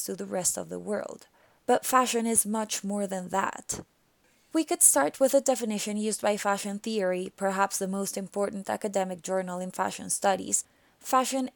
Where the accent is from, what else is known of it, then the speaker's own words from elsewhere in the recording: Colombia; my home country of Colombia